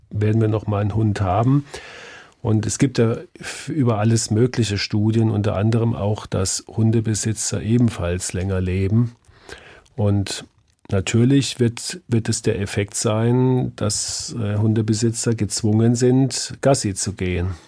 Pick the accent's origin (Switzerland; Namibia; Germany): Germany; southwestern Germany; sportlichsten scheinen die Menschen im Südwesten zu sein. Zufälligerweise, das ist der Landstrich, wo ich herkomme